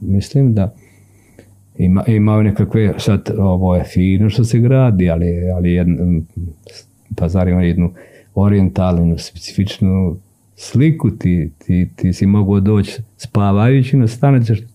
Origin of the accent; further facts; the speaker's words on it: Jožanica, Šumadija and Western Serbia, Serbia; moved away as an adult; also born or lived in Novi Pazar; now in Sweden; Mi smo ipak iz, iz, iz Jožanice. Jeste, ja sam iz Jožanice.